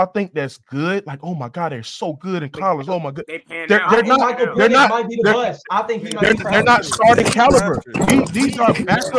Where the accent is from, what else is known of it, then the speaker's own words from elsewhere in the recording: Baton Rouge, Louisiana, United States; now in Jacksonville, United States; I'm from Baton Rouge.